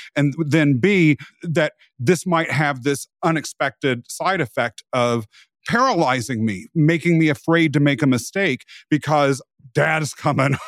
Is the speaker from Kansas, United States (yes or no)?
yes; rural Kansas, United States; I was raised in rural America